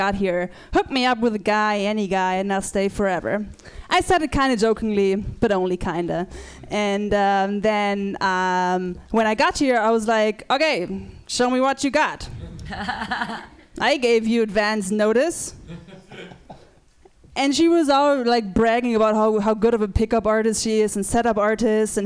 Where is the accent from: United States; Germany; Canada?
Germany; I'm from Germany